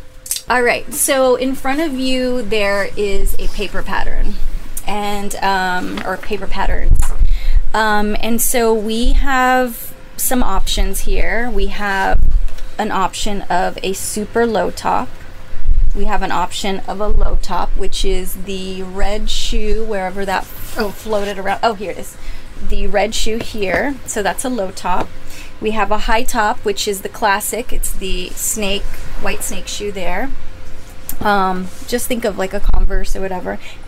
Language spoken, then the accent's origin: English; San Antonio, Texas, United States; I'm from San Antonio, and I worked for Steve Madden at his retail store.